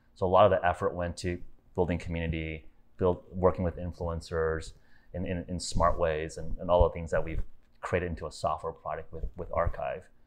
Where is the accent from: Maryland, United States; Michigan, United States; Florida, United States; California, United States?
California, United States; Los Angeles; moved away as an adult; also born or lived in Silicon Valley; now in Miami, United States; I'm originally from California, born and raised in Los Angeles.